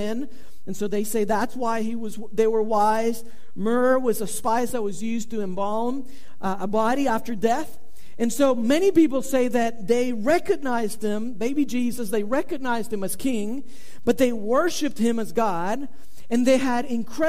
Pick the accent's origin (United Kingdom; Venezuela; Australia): Venezuela; moved away; I was born in South America. I was born in Venezuela.